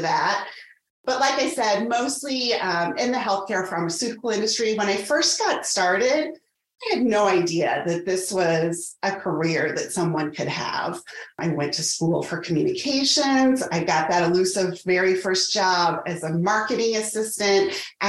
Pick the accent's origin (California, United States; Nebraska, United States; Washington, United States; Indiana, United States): Indiana, United States; Indianapolis; also born or lived in Evansville, Indiana; now in Carmel, United States; I am originally from Indianapolis, moved back there after school. So currently I'm located in Carmel